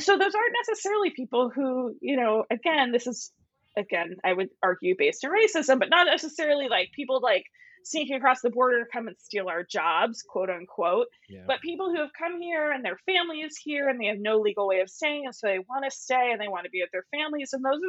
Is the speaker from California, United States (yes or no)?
no; Arizona, United States; I grew up in Arizona, you know, around my house, we have, you know, all of these things that speak to the Mexican culture that I grew up with. Not that I am Mexican, but that was part of my, you know, like, I grew up in Arizona.